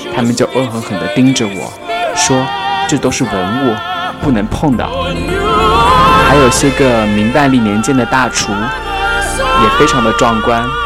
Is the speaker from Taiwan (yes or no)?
no; Changsha, Hunan, China; now in Paris, France; 身为长沙人的我